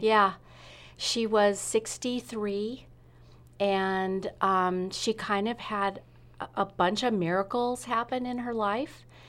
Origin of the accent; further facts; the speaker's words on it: Sunnyvale, California, United States; moved away as an adult; also born or lived in Redwood City, California / England; now in Rogue Valley, Southern Oregon, United States; I was in Sunnyvale until I went to college